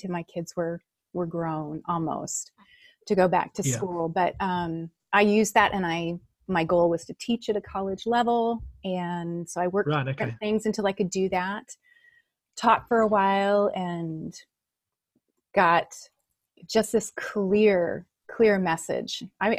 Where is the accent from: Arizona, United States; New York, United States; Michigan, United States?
Michigan, United States; Holland; Michigan. Michigan, US. Yeah.